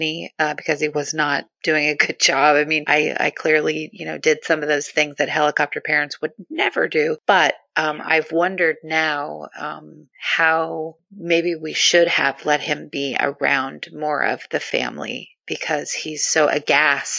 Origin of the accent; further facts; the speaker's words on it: Southern California, United States; moved away; I'm from Southern California originally, so I grew up saying that everything is just awesome.